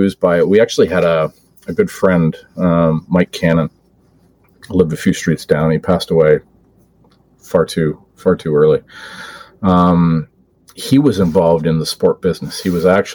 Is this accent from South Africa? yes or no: no; Oakville, Ontario, Canada; I was running a hospital campaign for my hometown hospital in Oakville